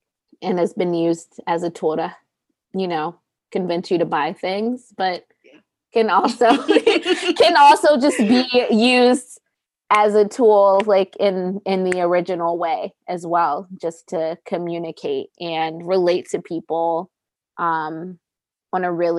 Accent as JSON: {"language": "English", "town": "Baltimore", "region": "Maryland", "country": "United States", "lives_now": "Los Angeles, United States", "said": "means that I've lived in LA longer than I lived in Baltimore, but I'll still never be from LA."}